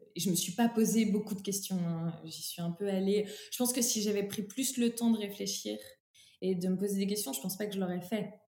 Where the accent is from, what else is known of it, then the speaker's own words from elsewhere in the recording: Troyes, Grand Est, France; je suis originaire de Troyes, qui est un bastion historique du textile français, euh, pas très loin de, de Paris, en Champagne-Ardenne.